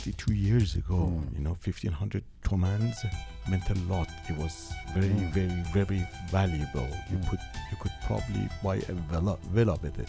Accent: Iran; first language Farsi; English is a second language; This was my first language, and I couldn't write it in Farsi

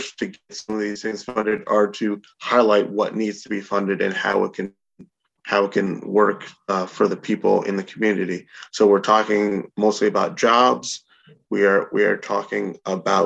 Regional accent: Albany, New York, United States; I've lived in Albany and was born and raised in Albany for my entire life

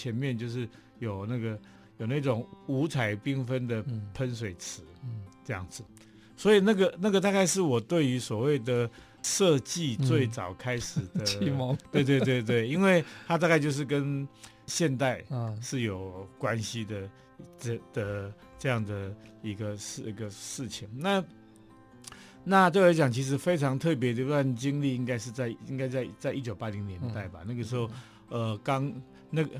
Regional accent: Taipei, Taiwan; 我是台北长大。

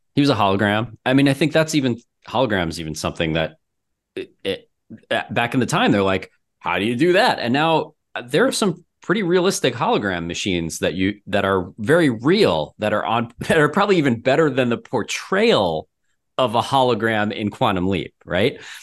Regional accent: Florida, United States; moved away as an adult; now in Minneapolis, United States; I'm from Florida

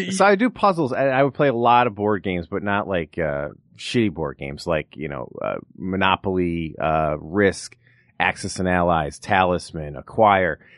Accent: Rolling Meadows, Illinois, United States; now in Los Angeles, United States; from Chicago, outside Chicago, Rolling Meadows, Illinois.

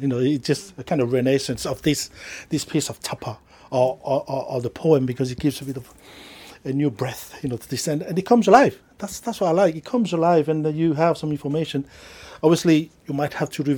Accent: Mangareva, Gambier Islands, French Polynesia; first language Mangarevan; English is a second language; now in New Zealand; I speak Tahitian and obviously my native language, Mangareva

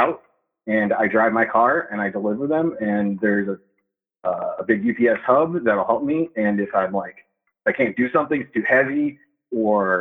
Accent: Miami, Florida, United States; I grew up in Miami

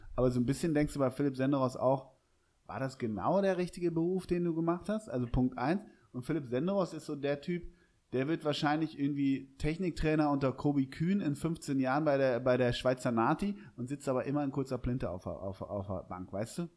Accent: Hamburg, Germany; ich bin Hamburger

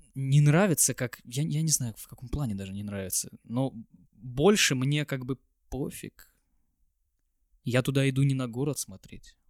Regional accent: Kaliningrad, Kaliningrad Oblast, Russia; Я, конечно, из Калининграда

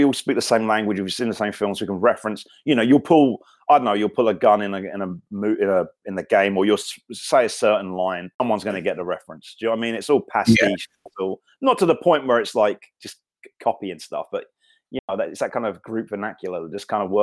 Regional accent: Thanet, South East England, United Kingdom; moved away; I'm from Thanet, which is unarguably the scabby knuckle of this country

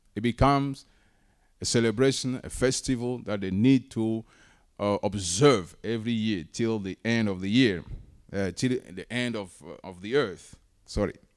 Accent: Togo; moved away; I'm originally from Togo

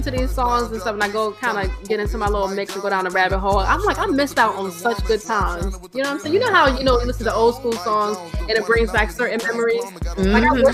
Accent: Virginia, United States; born or raised there; moved away; also born or lived in Florida / Atlanta

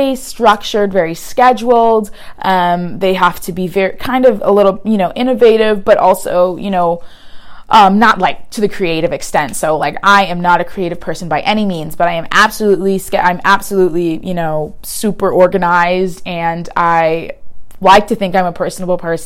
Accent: Houston, Texas, United States; now in Los Angeles, United States; I'm from Houston

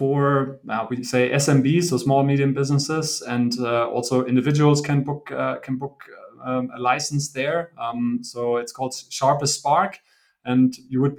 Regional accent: Bochum, North Rhine-Westphalia, Germany; moved away as an adult; also born or lived in Italy / China; now in Berlin, Germany; I'm originally from the Ruhr area in Germany, from Bochum. Grew up there

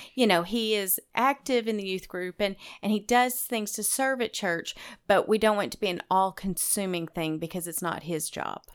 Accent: Arkansas, United States; moved away as an adult; also born or lived in Texas / Venezuela; now in Middle Tennessee, United States; I grew up mainly in Arkansas, but I did, uh, live in Texas and Venezuela for a few years through elementary school.

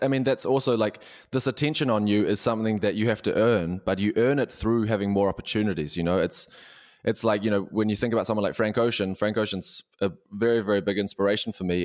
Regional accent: New Zealand; moved away as an adult; now in Berlin, Germany; I'm a New Zealander

